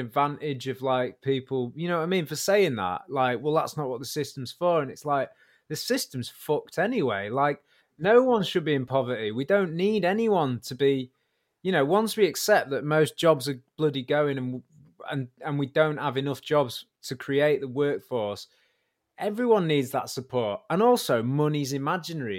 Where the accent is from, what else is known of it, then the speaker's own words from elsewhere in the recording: Warrington, North West England, United Kingdom; I was from Warrington, there was a really good band. We were kind of the big band in Warrington